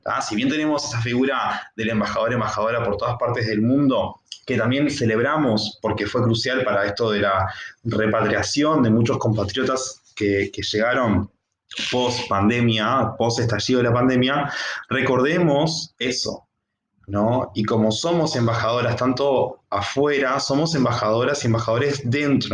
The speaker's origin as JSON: {"language": "Spanish", "country": "Uruguay", "said": "como uruguayos y uruguayas que somos"}